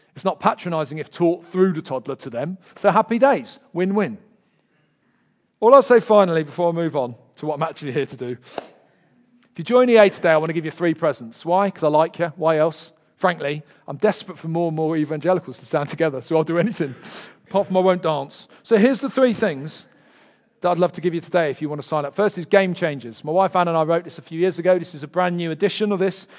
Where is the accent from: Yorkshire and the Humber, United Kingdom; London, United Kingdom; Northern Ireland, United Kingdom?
London, United Kingdom; accent: Del Boy; moved away; I'm from Peckham originally